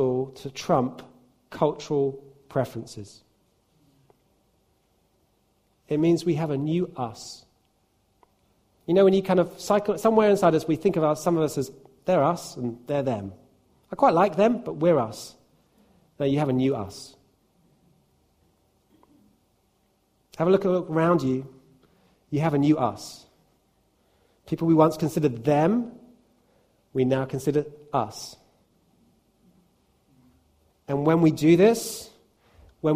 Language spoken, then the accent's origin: English; United Kingdom; It doesn't mean that I'm not British